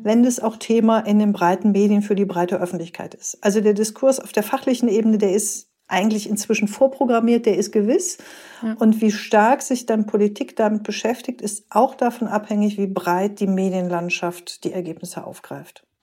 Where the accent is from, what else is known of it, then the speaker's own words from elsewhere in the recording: Rhineland, Germany; also born or lived in East Westphalia-Lippe; now in Gütersloh, Germany; ich bin gebürtige Rheinländerin, immer wichtig, auch wenn man in OWL lebt